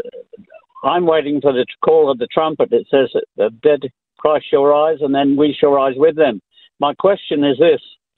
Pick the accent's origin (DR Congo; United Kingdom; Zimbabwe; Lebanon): United Kingdom; England; moved away as an adult; also born or lived in America; now in Springwood; I grew up in England, and as a Catholic, I got born again under Billy Graham in 1954, ended up in America as a missionary student